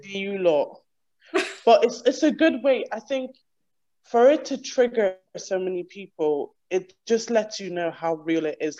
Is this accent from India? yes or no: no; Ireland; moved away as an adult; now in United Kingdom; I'm from Ireland originally, and I moved here five years ago